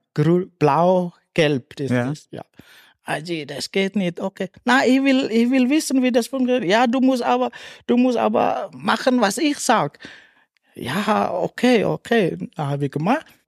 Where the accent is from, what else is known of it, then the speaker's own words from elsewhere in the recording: West Java, Indonesia; German is a second language; moved away as an adult; now in St. Anton am Arlberg, Austria; ich bin in Indonesien, ich bin in Tourismusresort auch gelebt, geboren mhm. und gelebt dort.